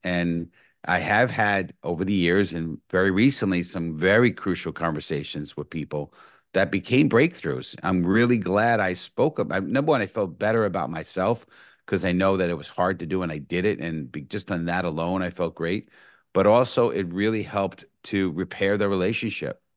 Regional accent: New York City, New York, United States; born and raised in the Bronx

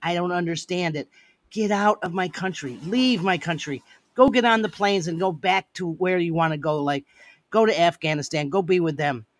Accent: United States; I am an American

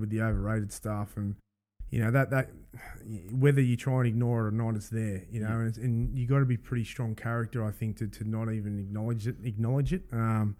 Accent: Sydney, New South Wales, Australia; I grew up in the East

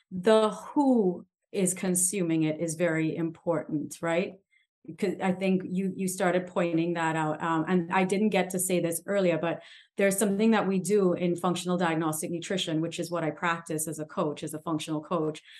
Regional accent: Trinidad & Tobago; I'm from the Caribbean

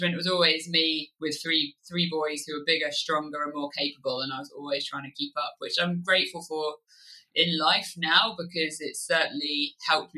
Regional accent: Kent, South East England, United Kingdom; moved away as an adult; also born or lived in Oxfordshire; now in Wye Valley, Wales, United Kingdom; I grew up in Kent and lived there all the way through till when I left home for university.

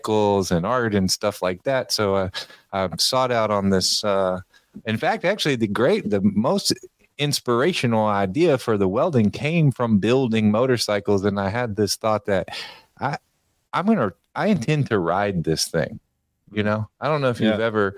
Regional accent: Memphis, Tennessee, United States; I'm from Memphis, Tennessee. I've been here for most of my life

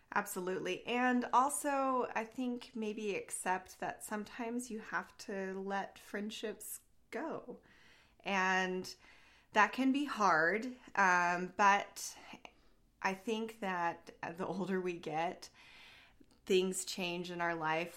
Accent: Southern Oregon, United States; this is where I live in the area where I grew up.

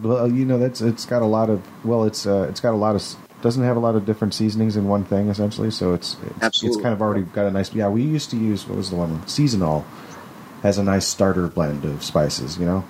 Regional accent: California, United States; I'm from California. We try a lot of weird shit out here.

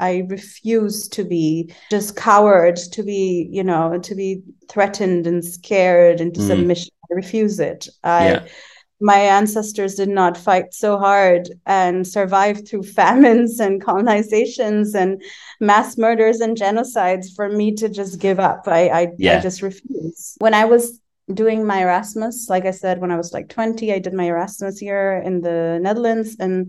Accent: Bangladesh; And I was like, I'm from Bangladesh. I've never been to Syria in my life.

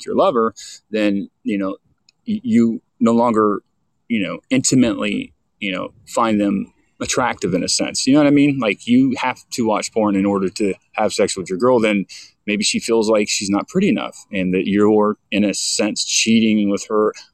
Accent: St. Petersburg, Florida, United States; That's my hometown, St. Pete

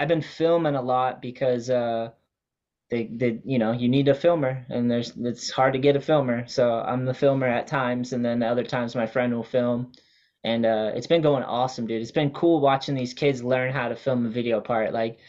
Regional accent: Wareham, Massachusetts, United States; Yeah, I grew up with him in Wareham and he was just like he was my best friend for sure.

